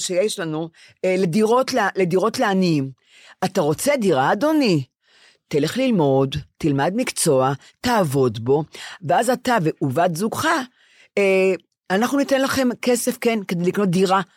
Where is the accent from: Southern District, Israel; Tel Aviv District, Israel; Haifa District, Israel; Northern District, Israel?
Tel Aviv District, Israel; Ramat Gan; אני רמת גנית